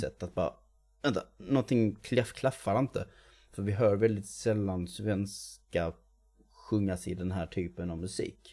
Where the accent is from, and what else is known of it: Sweden